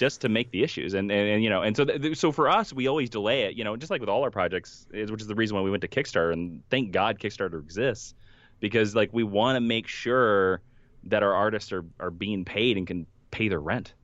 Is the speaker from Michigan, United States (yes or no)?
no; Stark, Kansas, United States; moved away; the actual town that, you know, I'm from, which is Stark, Kansas, has a population of seventy-three people